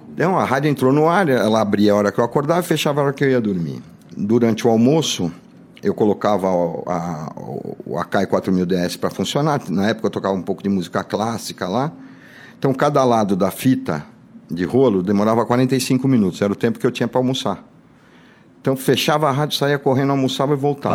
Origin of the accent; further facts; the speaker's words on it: Santo André, São Paulo, Brazil; also born or lived in Garça, São Paulo; Eu nasci em Garça, depois eu mudei para Santo André